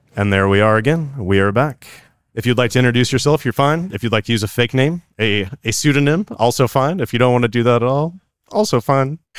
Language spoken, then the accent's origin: English; California, United States; I'm from California